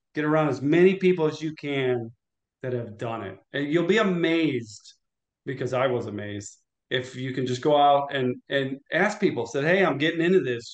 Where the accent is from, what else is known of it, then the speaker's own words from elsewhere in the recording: Illinois, United States; also born or lived in St. Louis, Missouri; lived in Illinois, went to high school in Illinois